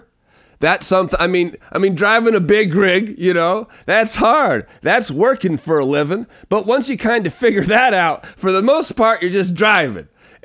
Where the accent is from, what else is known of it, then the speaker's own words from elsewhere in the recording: Pacific Northwest, United States; I'm just from the Pacific Northwest. There's some things fashion-wise like that I won't do, just being a Pacific Northwest kid.